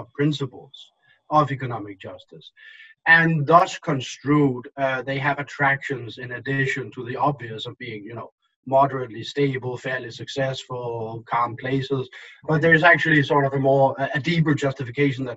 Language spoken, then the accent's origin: English; Denmark; moved away as an adult; now in United States; I am from Denmark. I lived most of my life in Denmark